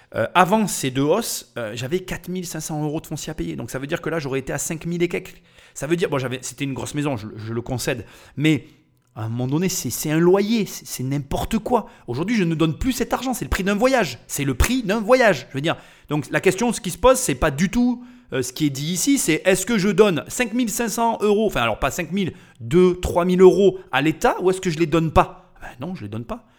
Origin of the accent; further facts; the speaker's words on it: France; on est des Français